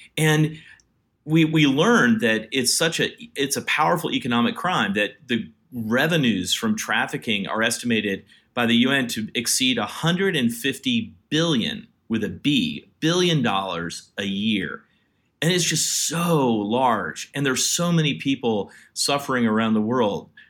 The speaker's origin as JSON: {"language": "English", "region": "Virginia", "country": "United States", "tie": "born or raised there", "also_born_or_lived": "India", "moved": "as an adult", "said": "I grew up in Virginia. I'm a white guy from the South"}